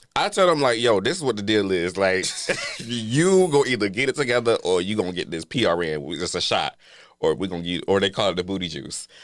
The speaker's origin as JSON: {"language": "English", "town": "Atlanta", "region": "Georgia", "country": "United States", "said": "I'm here from Atlanta, Georgia"}